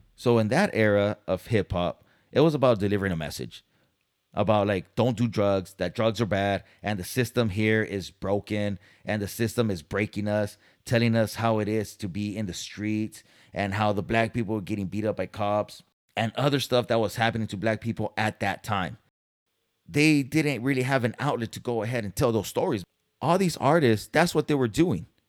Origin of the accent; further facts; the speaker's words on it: San Diego, California, United States; moved away as an adult; now in Dallas, United States; I'm from Cali, San Diego, born and raised